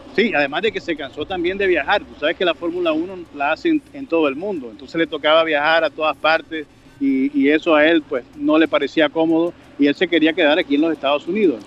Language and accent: Spanish; Colombia; nosotros como colombianos